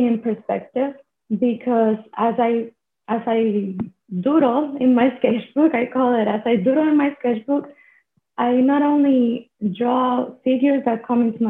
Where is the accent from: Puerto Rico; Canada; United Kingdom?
Puerto Rico; I am joining from Puerto Rico, which is a small island in the Caribbean. And I am from here, actually. I'm Puerto Rican.